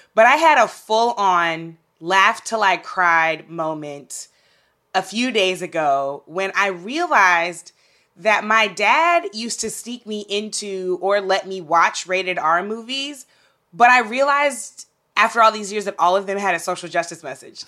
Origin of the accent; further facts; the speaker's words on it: St. Louis, Missouri, United States; my hometown of Saint Louis